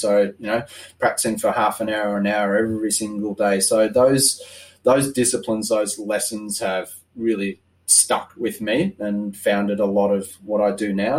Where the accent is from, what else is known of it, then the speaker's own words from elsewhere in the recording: Australia; also born or lived in Scotland; I was born in Scotland, but came to Australia when I was eight. So came to Australia and learned to play bagpipes